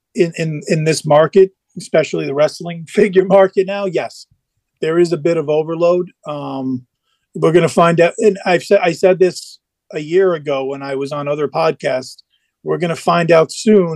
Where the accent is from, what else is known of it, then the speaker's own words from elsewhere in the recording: New York City, New York, United States; I'm in New York. I was born in the Bronx.